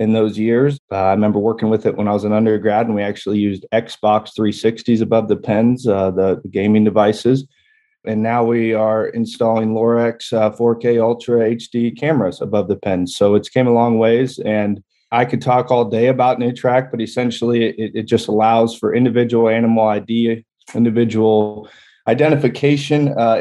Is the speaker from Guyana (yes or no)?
no; York, Nebraska, United States; also born or lived in Raleigh, North Carolina; now in Lincoln, United States; I am from Nebraska originally. I grew up and was raised in York, Nebraska, which is an east central town right there on the interstate.